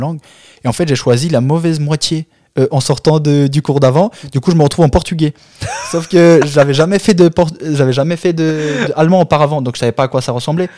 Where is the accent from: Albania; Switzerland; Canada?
Albania; French is a second language; now in France; chez nous en Albanie